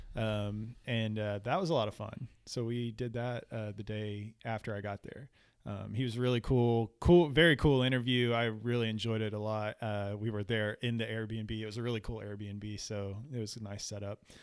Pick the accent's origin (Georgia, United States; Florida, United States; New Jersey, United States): Florida, United States; moved away; also born or lived in South Texas; where I grew up in Florida